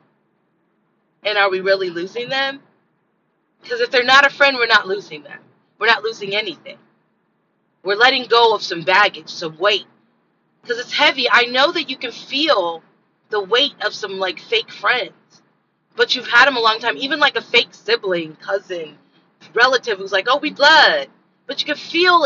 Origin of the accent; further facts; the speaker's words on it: Los Angeles, California, United States; I'm from South Central, struggle life